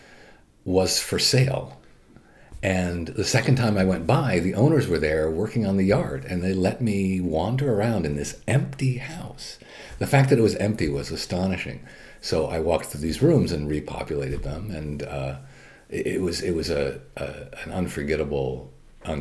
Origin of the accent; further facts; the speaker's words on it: South Florida, United States; moved away; also born or lived in Salt Lake City, Utah / Ogden, Utah; I grew up mostly in South Florida